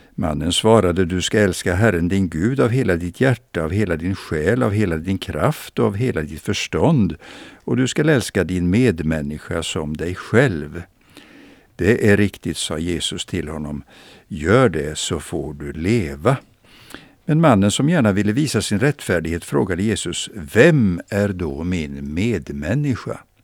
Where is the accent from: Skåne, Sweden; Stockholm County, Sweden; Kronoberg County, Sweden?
Kronoberg County, Sweden; Växjö; jag minns min barndom i Växjö